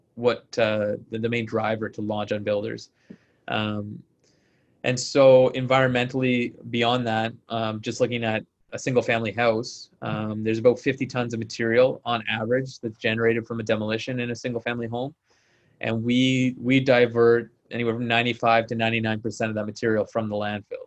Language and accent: English; Ontario, Canada; moved away as an adult; also born or lived in Ottawa, Canada / Kingston, Canada / Calgary, Canada; now in Vancouver, Canada; I grew up in Ontario, uh, in Ottawa, and then Kingston